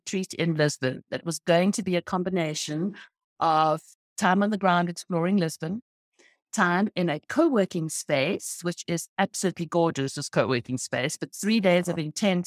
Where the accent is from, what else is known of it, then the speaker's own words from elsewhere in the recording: Cape Town, Western Cape, South Africa; now in United States; I'm from South Africa. I'm from Cape Town